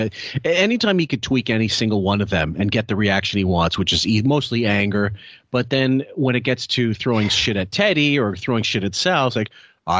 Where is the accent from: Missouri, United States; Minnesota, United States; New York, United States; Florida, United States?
New York, United States; Massapequa; I'm from Massapequa.